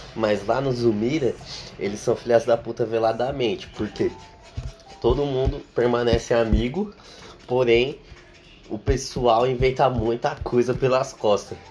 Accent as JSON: {"language": "Portuguese", "region": "São Paulo", "country": "Brazil", "tie": "born or raised there", "said": "Porque eu vivo há 18 anos no mesmo lugar sempre. E eu nunca saí de São Paulo também."}